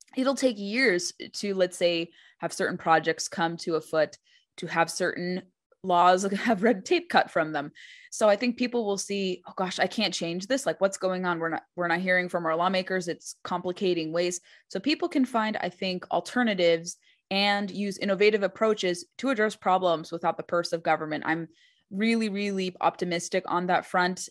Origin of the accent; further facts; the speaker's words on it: California, United States; I remember growing up in California